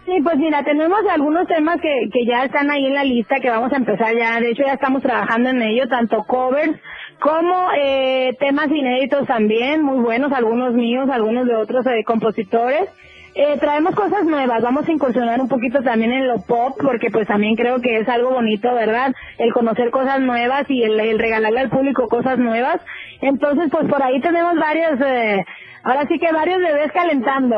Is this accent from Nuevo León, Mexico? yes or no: no; Mexicali, Baja California, Mexico; Te saludo desde mi tierra, Mexicali, Baja California